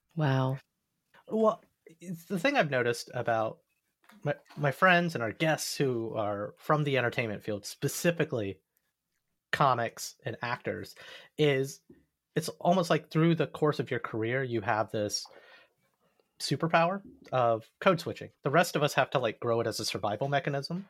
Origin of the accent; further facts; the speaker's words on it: the South, Alabama, United States; I grew up in the South